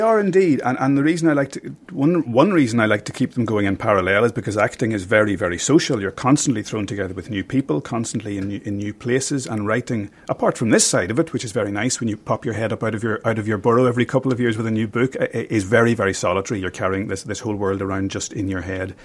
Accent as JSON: {"language": "English", "area": "County Armagh", "region": "Northern Ireland", "country": "United Kingdom", "tie": "born or raised there", "said": "I grew up in County Armagh"}